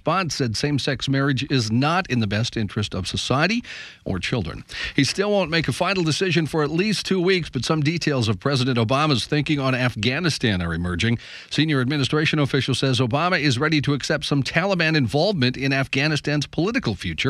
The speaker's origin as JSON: {"language": "English", "region": "North Dakota", "country": "United States", "tie": "born or raised there", "said": "I grew up in North Dakota."}